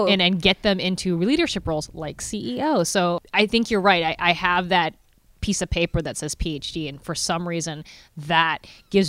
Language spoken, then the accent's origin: English; Lynden, Washington, United States; I grew up in Linden, Washington, and it's a very conservative town.